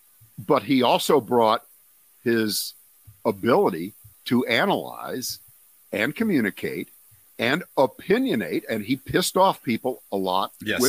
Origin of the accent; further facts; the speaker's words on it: Ohio, United States; moved away; I grew up in Ohio